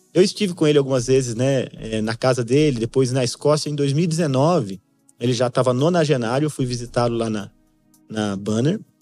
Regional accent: São José dos Campos, São Paulo, Brazil; Eu sou nascido criado em São José dos Campos

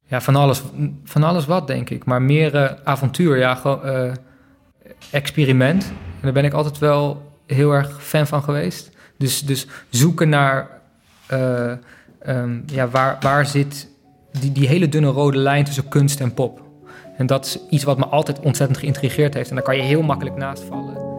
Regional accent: Friesland, Netherlands; moved away; also born or lived in Berlin; ik ben opgegroeid in Friesland met een stel koeien.

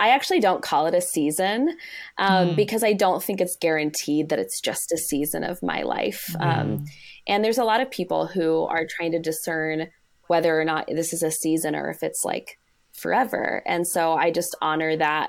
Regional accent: Arizona, United States; I'm from Arizona

